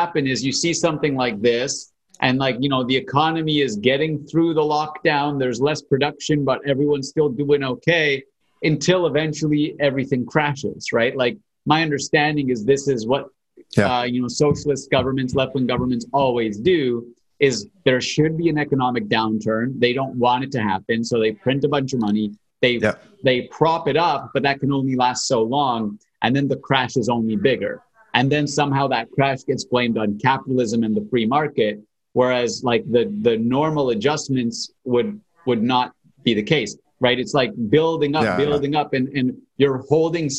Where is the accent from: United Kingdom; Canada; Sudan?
Canada; as a Canadian